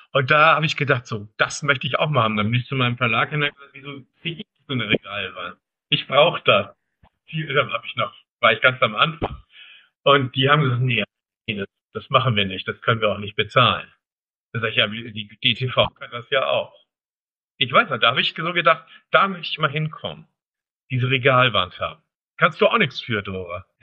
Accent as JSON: {"language": "German", "town": "Kiel", "region": "Schleswig-Holstein", "country": "Germany", "tie": "born or raised there", "also_born_or_lived": "North Frisia", "said": "ich bin in Kiel aufgewachsen"}